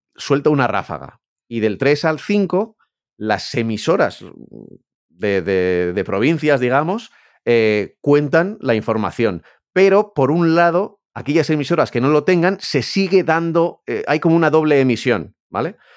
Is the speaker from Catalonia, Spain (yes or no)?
no; Pamplona, Navarre, Spain; yo que soy de Pamplona